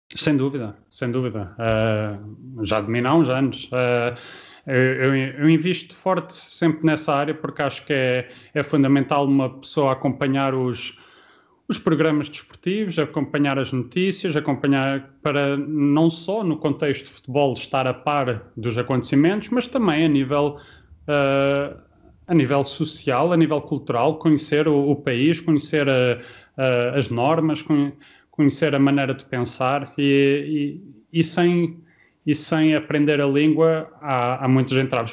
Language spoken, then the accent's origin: Portuguese; Luxembourg; moved away as an adult; also born or lived in Portugal / Liverpool; now in Norway; eu saí de Portugal, tinha 5 anos, cresci no Luxemburgo uh, e depois só voltei para Portugal quando foi para a universidade